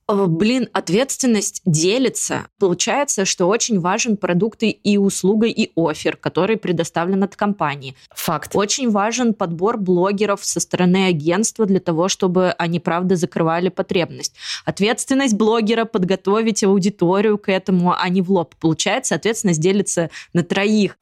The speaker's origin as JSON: {"language": "Russian", "town": "Tomsk", "region": "Tomsk Oblast", "country": "Russia", "moved": "yes", "lives_now": "Moscow, Russia", "said": "я из Томска"}